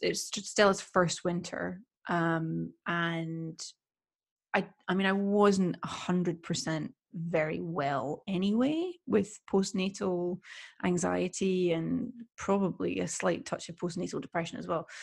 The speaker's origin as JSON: {"language": "English", "town": "Edinburgh", "region": "Scotland", "country": "United Kingdom", "moved": "yes", "lives_now": "Sweden", "said": "I come from Scotland. I come from Edinburgh."}